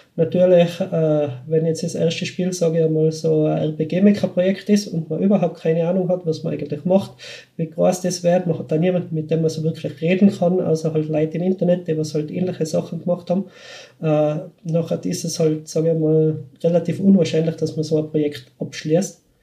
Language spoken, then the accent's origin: German; Schwaz, Tyrol, Austria; accent: Tiroler Dialekt; now in Vienna, Austria; ich bin in Schwarz bin ich aufgewachsen